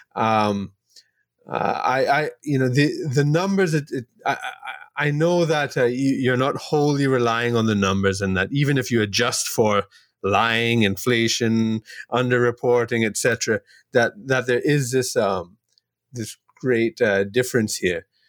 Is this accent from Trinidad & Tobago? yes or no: yes; Trinidad & Tobago; I'm from Trinidad and Tobago here in the Caribbean